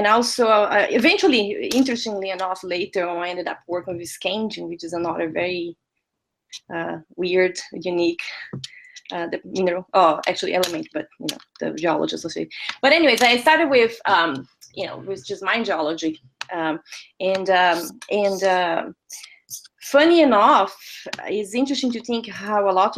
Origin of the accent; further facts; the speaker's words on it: Brazil; moved away; I'm originally from Brazil, so I was working in Brazil